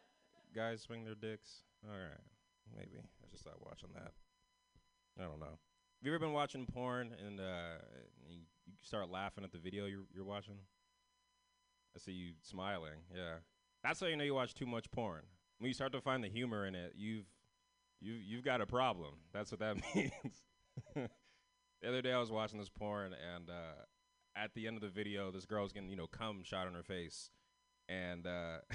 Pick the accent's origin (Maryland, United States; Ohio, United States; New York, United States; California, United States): California, United States; San Francisco